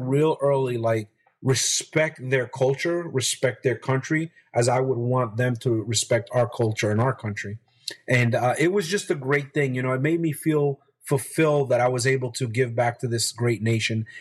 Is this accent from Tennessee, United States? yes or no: no; Hackensack, New Jersey, United States; also born or lived in Barranquilla, Colombia; we settled in a, a, town called Hackensack, New Jersey. It's 12 miles from New York City. Uh, grew up seeing the skyline of New York